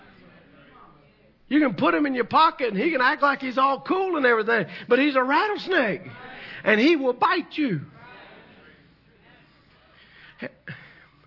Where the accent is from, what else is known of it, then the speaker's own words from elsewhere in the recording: the South, United States; I'm from the South.